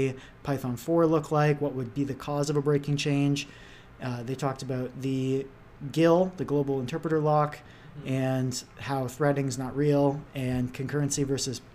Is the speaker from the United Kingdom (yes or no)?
no; Canada; I'm just a Canadian guy